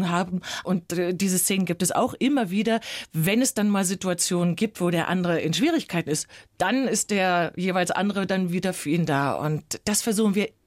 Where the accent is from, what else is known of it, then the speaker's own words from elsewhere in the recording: Berlin, Germany; Ich bin ja Berlinerin, bei mir können Sie ruhig Hallo sagen.